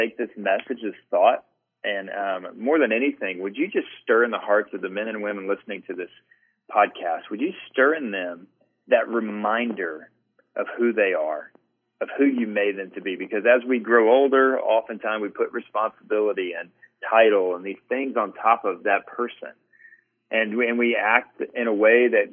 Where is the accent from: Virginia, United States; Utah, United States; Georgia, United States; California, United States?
Georgia, United States; Atlanta; I grew up in the Southern Baptist Church, and one of the things that here in Atlanta, so, you know, pretty conservative space